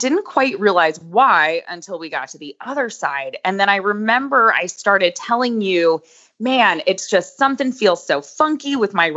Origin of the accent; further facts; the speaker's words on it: Boca Raton, Florida, United States; moved away as an adult; now in Lexington, United States; I'm originally from South Florida, Boca Raton